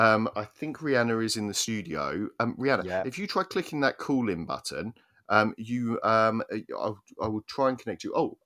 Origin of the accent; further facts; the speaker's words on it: Oswestry, West Midlands, United Kingdom; You are the closest to Wales I think you can possibly be without actually being Welsh. There in Oswestry